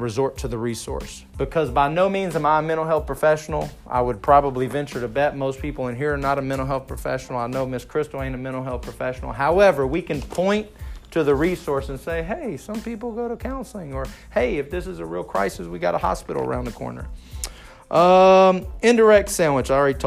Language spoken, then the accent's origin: English; Texas, United States; I'm from Texas.